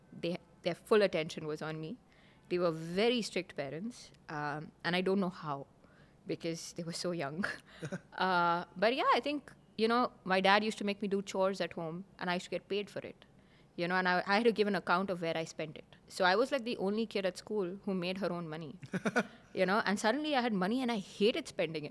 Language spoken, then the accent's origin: English; Oman; So they moved and I grew up in Oman.